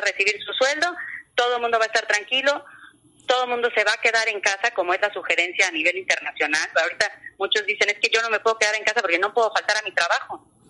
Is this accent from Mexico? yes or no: yes; Cancún, Quintana Roo, Mexico; yo he vivido en Cancún toda mi vida